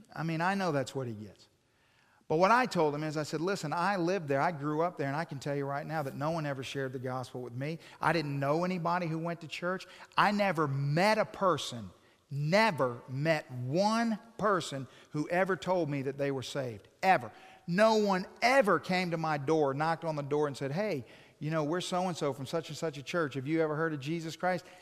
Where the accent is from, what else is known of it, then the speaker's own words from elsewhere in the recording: Hawaii, United States; moved away; I'm from Hawaii